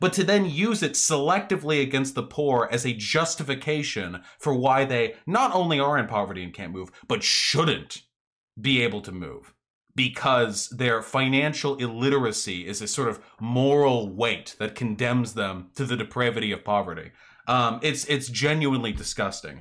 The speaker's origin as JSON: {"language": "English", "town": "Beverly Hills", "region": "California", "country": "United States", "tie": "born or raised there", "said": "I grew up in Beverly Hills"}